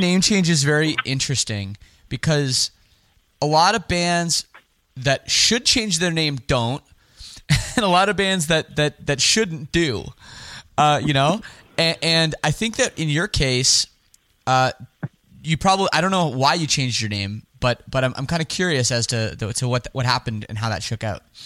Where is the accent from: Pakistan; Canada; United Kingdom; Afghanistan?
Canada; Toronto, Ontario; I'm from Canada. I'm from Toronto